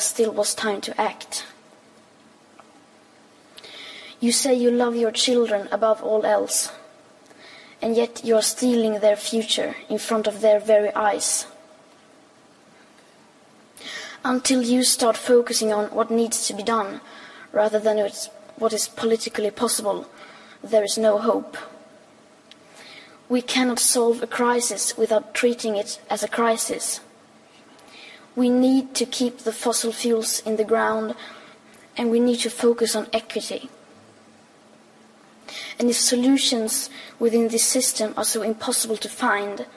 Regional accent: Sweden; I am 15 years old and I'm from Sweden.

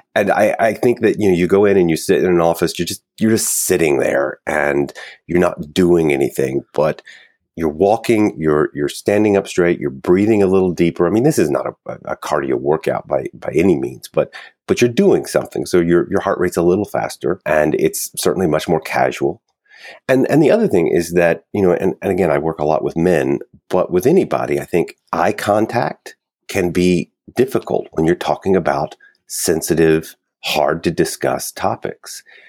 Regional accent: Kentucky, United States; moved away as an adult; now in New York City, United States; I was born and raised in Kentucky, and my wife is an actress. So we moved to New York

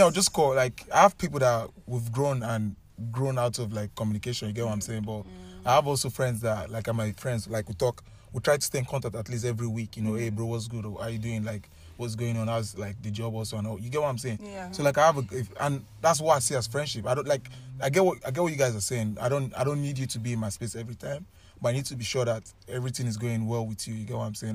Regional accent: Nigeria; moved away as an adult; I came all the way from Nigeria.

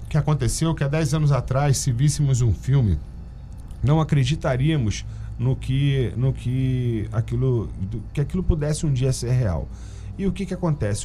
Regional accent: Mangaratiba, Rio de Janeiro, Brazil; eu vivi minha infância é, ali em Muriqui.

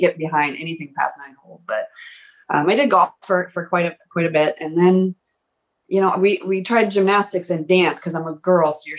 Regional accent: Rockford, Illinois, United States; I grew up in a kind of a medium sized town, about an hour and change northwest of Chicago. It's called Rockford

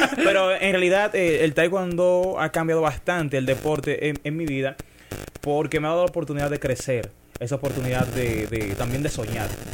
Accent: Dominican Republic; ya me terminé de criar en Vallaguana, un barrio de Las Flores. Soy de Vallaguana, como digo, orgullosamente

